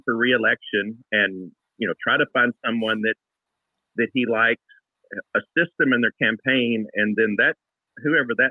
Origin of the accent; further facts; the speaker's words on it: Texas, United States; I'm from Texas